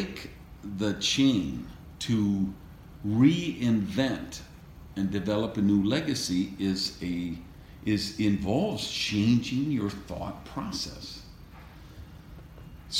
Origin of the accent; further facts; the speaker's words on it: Wisconsin, United States; now in Miami, United States; growing up in Wisconsin, where 60 below wind chill factor